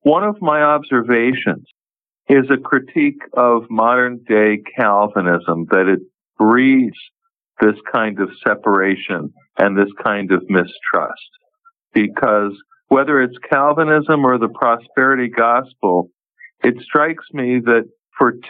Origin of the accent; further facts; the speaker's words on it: New York, United States; I grew up in New York